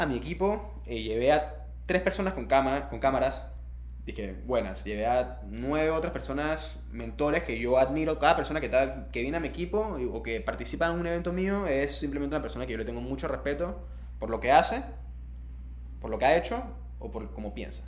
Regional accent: Panama; moved away; also born or lived in Indonesia; mi deber como ciudadano panameño, como persona autóctona de este país

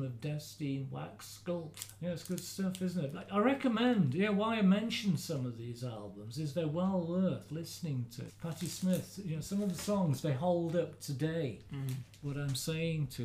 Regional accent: Midlands, United Kingdom; moved away; I'm from the Midlands

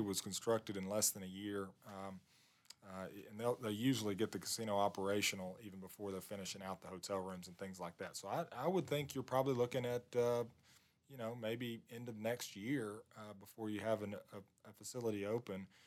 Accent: Southwest Arkansas, United States; I'm from Southwest Arkansas.

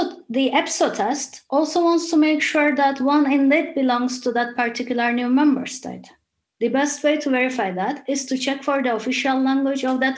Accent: Cyprus; first language Turkish; English is a second language; I'm a Turkish Cypriot activist

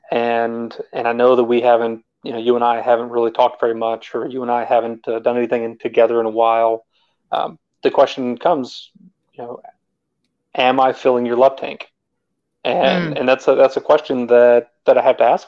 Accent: Texas, United States; moved away as an adult; also born or lived in Germany / Northern Virginia; now in Georgia, United States; I grew up in Texas, and from there I went to the Army

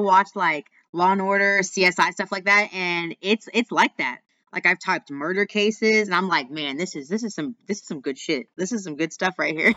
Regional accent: Austin, Texas, United States; he actually lives in my hometown. He lives in Austin, Texas, which is where I'm

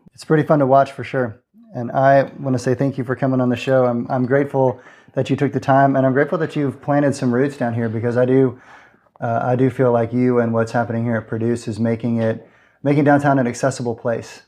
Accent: San Antonio, Texas, United States; now in Corpus Christi, United States; Growing up in San Antonio

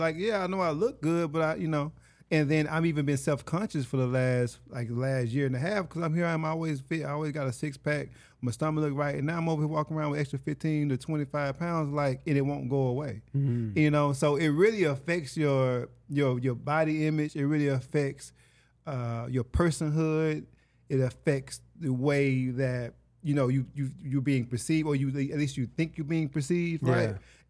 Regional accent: Hattiesburg, Mississippi, United States; moved away as an adult; now in Los Angeles, United States; I'm from Hattiesburg, Mississippi.

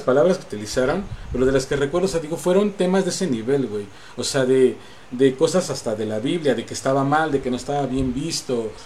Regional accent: Angangueo, Michoacán, Mexico; moved away; also born or lived in Mexico City; nos regresamos a mi pueblo

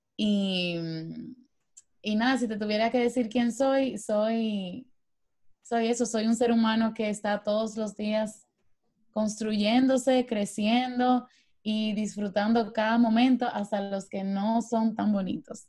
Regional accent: Dominican Republic; yo soy dominicana

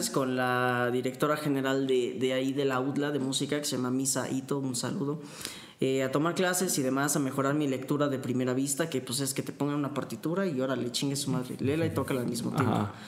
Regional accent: Puebla, Mexico; sí, sí, soy de Puebla.

